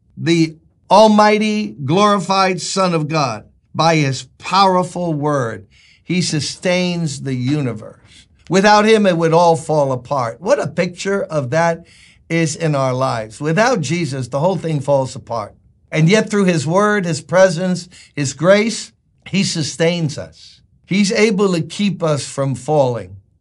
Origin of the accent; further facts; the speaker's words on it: New York City, New York, United States; It's where I was born and raised. I born and raised in Brooklyn